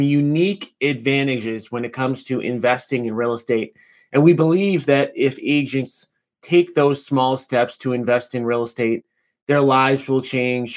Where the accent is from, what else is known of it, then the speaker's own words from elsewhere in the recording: Revere, Massachusetts, United States; I grew up in Revere, Massachusetts